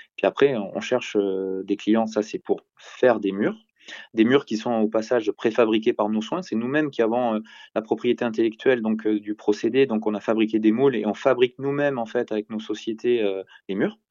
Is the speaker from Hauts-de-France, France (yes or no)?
no; Bordeaux, Nouvelle-Aquitaine, France